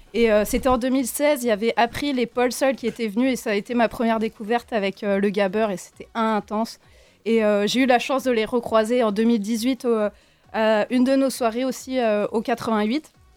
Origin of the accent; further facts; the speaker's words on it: Morlaix, Brittany, France; je viens de Morlaix